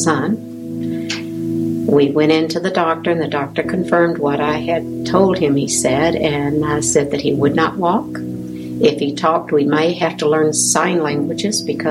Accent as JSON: {"language": "English", "region": "the South", "country": "United States", "moved": "yes", "said": "I'm from the South."}